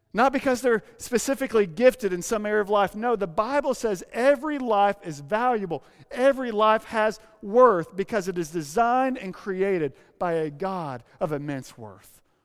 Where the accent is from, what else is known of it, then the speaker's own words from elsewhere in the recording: Arkansas, United States; now in San Francisco, United States; When I say Arkansas